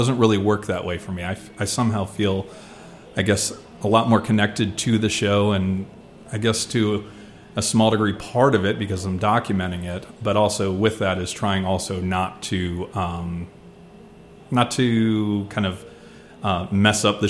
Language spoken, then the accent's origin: English; New Jersey, United States; moved away as an adult; now in Washington, D.C., United States; I was born in New Jersey and spent the first 20 or so years there